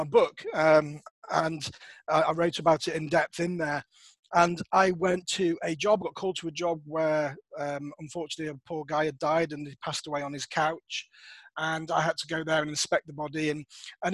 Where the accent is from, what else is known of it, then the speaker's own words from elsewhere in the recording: Worcestershire, West Midlands, United Kingdom; also born or lived in Nottingham; I had to move back to my hometown of Worcestershire